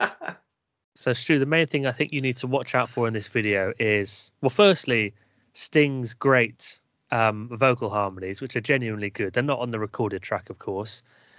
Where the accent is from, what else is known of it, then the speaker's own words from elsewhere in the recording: Northwest Wiltshire, South West England, United Kingdom; accent: Northwest Wiltshire; my Northwest Wiltshire accent